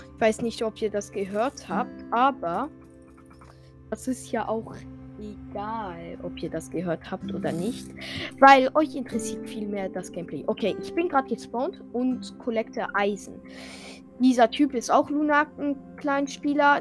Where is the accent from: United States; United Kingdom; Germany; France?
France; Und ich bin ja Franzose